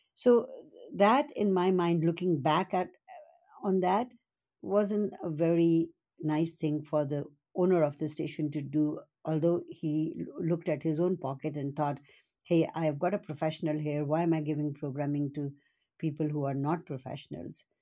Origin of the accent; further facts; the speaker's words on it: Nairobi, Kenya; now in British Columbia, Canada; I was born and brought up in Kenya